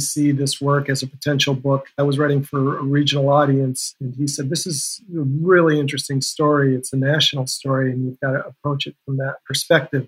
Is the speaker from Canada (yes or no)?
no; Green Bay, Wisconsin, United States; moved away as an adult; also born or lived in Sun Valley, Idaho / Idaho Falls, Idaho / Salt Lake City, Utah / Milwaukee, Wisconsin; When I came back to my home state, I grew up in Green Bay.